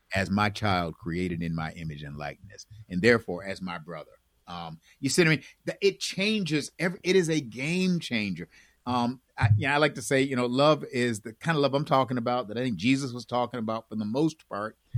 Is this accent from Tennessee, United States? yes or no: no; Buffalo, New York, United States; also born or lived in Chicago, Illinois / Maywood, Illinois; now in Raleigh, United States; We moved from there when I was about 3 mm-hmm. and went and moved. They took a church in Buffalo